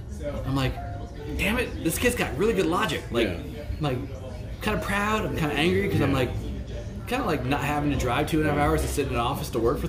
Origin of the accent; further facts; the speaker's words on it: Solano County, California, United States; also born or lived in Daly City, California; I moved from Daly City to Solano County when I was in third grade. Third grade was when I switched.